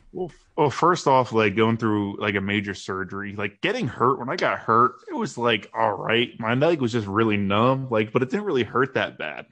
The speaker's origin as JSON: {"language": "English", "region": "New Jersey", "country": "United States", "moved": "as an adult", "lives_now": "Baltimore, United States", "said": "we're from New Jersey"}